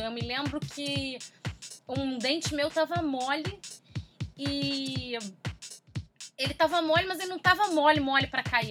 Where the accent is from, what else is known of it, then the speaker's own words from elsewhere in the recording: Rio de Janeiro, Brazil; also born or lived in Taguatinga, Distrito Federal; Todo mundo é daqui do Rio